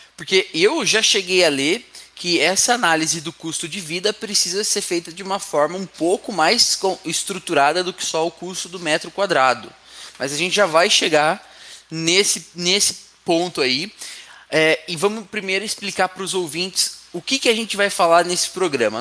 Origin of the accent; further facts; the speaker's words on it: Itatiba, São Paulo, Brazil; a cidade da onde eu nasci, onde eu cresci. Itatiba